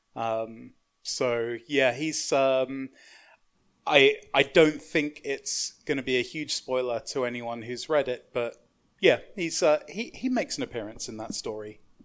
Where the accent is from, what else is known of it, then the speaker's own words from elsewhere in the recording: London, United Kingdom; I grew up in London, um, like, in quite a manky bit of South East London